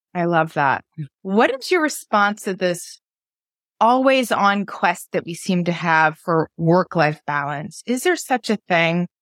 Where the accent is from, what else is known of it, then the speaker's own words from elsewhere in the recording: New England, United States; growing up in New England